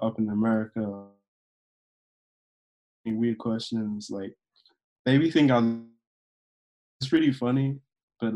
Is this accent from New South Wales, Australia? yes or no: no; Melbourne, Victoria, Australia; I'm a rapper and producer out here from Melbourne, Australia